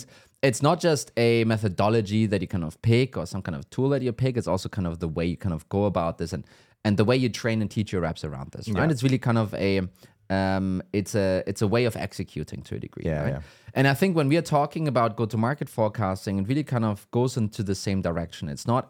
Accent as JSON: {"language": "English", "country": "Germany", "said": "I mean, I'm from Germany."}